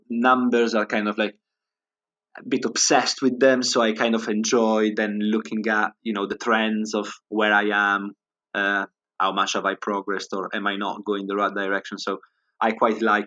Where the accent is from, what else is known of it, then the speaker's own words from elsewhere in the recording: Alessandria region, Piedmont, Italy; moved away as an adult; now in United Kingdom; where I'm from in Italy, I'm from the Alessandria region